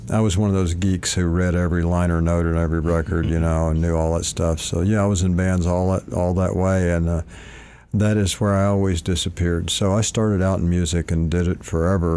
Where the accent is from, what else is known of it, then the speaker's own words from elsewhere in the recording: Malvern, Arkansas, United States; moved away as an adult; also born or lived in Hot Springs, Arkansas / Houston, Texas; now in California, United States; I was born in Hot Springs, raised in a town called Malvern